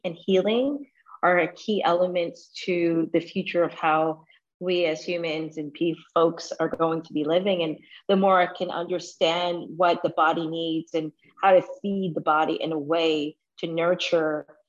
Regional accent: United States; born or raised there; also born or lived in Toronto, Canada

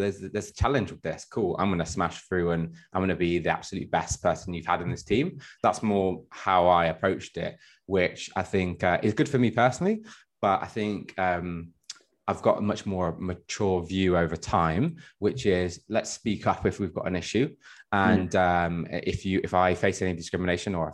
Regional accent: Midlands, United Kingdom; I grew up in the Midlands, which isn't the most diverse place in the world

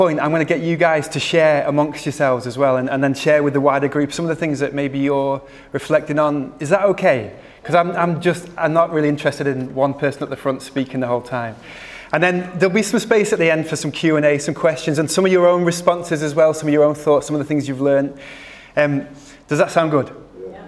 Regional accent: Preston, North West England, United Kingdom; now in Manchester, United Kingdom; I'm from the Northwest, born in Preston, moved to Manchester when I was 19

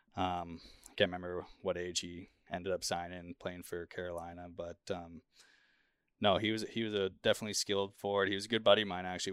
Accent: Kelowna, British Columbia, Canada; moved away; my hometown, Kelowna

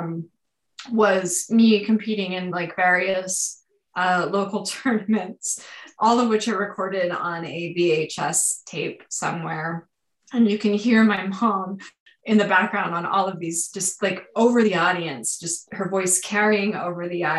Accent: Southern California, United States; born or raised there

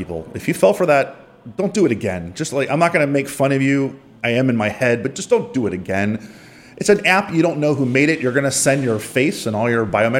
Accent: Miami, Florida, United States; I'm from Miami.

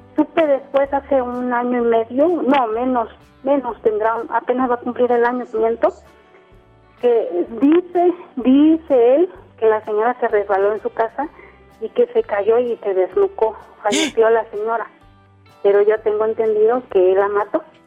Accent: Huatulco, Oaxaca, Mexico; moved away as an adult; now in Oaxaca, Mexico; yo estoy radicando aquí en Oaxaca. Eh, soy de Huatulco, de Bahías de Huatulco

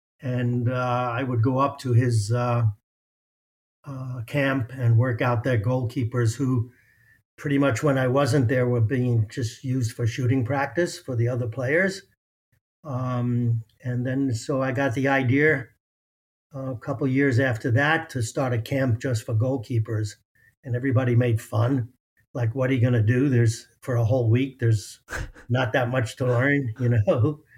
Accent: New York City, New York, United States; I grew up in New York City, and the high school I went to was Brooklyn Tech.

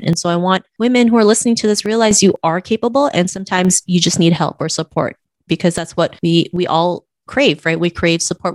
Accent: Canada; growing up in Canada.

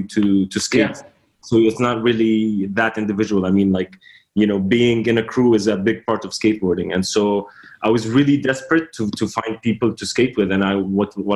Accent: Doha, Qatar; moved away; also born or lived in Amman, Jordan; So I was born in Doha, Qatar, and this is where I grew up for a little bit, and then we moved to Amman.

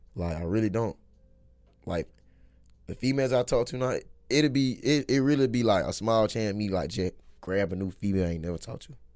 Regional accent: Crawford County, near Macon, Georgia, United States; I'm from goddamn Little Smile City, Crawford County. Shit, real small

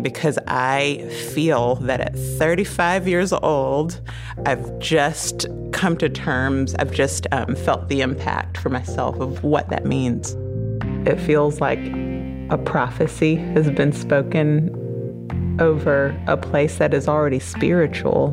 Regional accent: Memphis, Tennessee, United States; Born and raised in Memphis, but of course my mother's family's roots are here in St. James, Louisiana

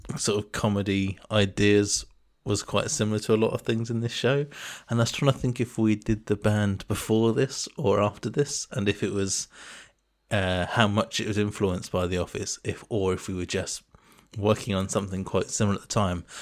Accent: England, United Kingdom; moved away; such a thing that's ingrained in your brain as an English person

